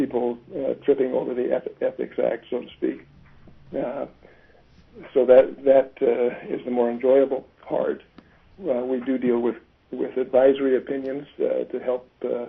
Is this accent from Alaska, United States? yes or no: yes; Fairbanks, Alaska, United States; I was born and raised in Fairbanks.